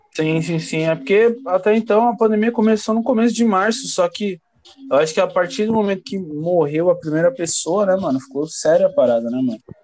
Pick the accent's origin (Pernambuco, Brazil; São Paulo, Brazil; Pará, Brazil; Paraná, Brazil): São Paulo, Brazil; sou do Jardim Paulistano, São Paulo